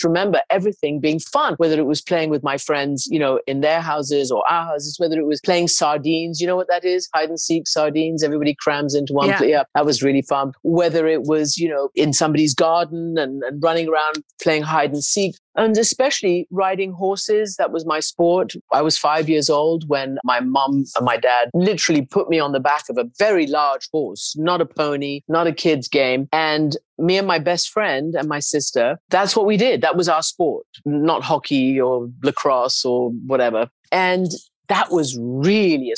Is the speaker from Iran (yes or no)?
yes; Iran; I grew up in Iran of an English mother and a Persian father.